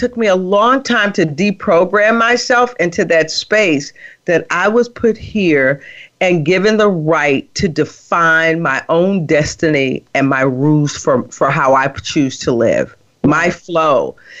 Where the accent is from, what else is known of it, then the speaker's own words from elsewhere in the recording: Midwest, United States; And so I was raised in the Midwest, and my mother's from Alabama.